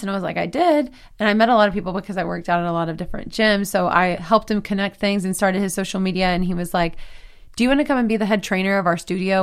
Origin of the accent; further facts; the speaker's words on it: Texas, United States; moved away as an adult; also born or lived in Nashville; now in Los Angeles, United States; I'm from Texas